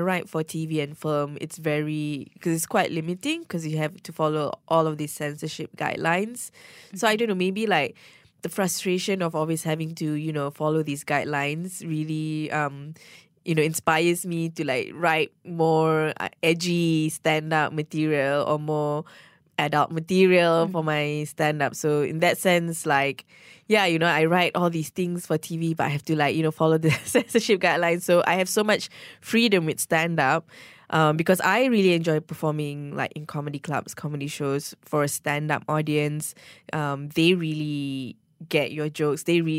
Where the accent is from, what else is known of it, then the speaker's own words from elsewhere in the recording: Malaysia; so much of my Malaysian identity is tied to my stand-up. My cultural experiences being a Malaysian is so much part of my stand-up.